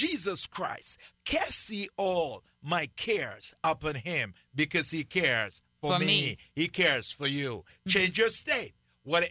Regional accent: Jamaica; moved away as an adult; also born or lived in Illinois; now in United States

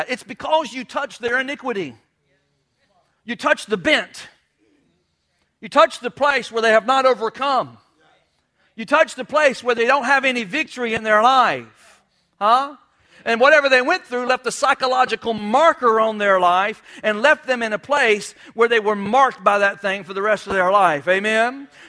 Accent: New York, United States; I'm a Yankee. I'm a rebel. I'm from New York. I'm from New York.

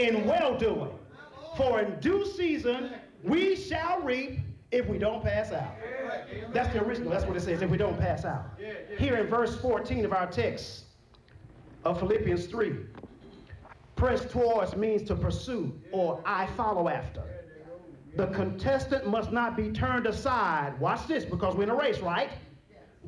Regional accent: Texas, United States; I'm from Texas

